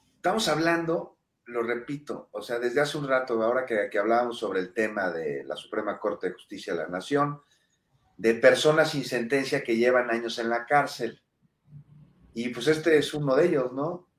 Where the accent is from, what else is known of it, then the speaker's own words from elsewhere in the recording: Mexico; somos mexicanos